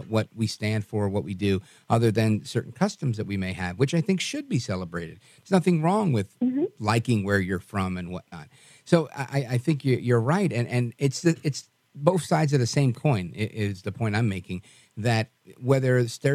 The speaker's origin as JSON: {"language": "English", "town": "New York City", "region": "New York", "country": "United States", "tie": "born or raised there", "said": "growing up in Brooklyn, New York, in a very, very racially mixed neighborhood"}